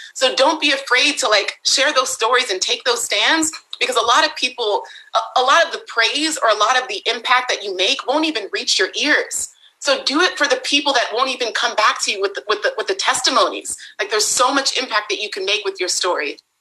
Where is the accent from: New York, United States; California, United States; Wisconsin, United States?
California, United States; Bay Area; I was born and raised in the Bay Area